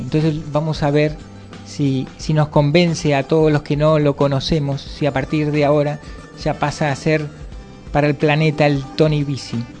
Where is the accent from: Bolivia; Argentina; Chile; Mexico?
Argentina; now in Valencia, Spain; nosotros venimos de Argentina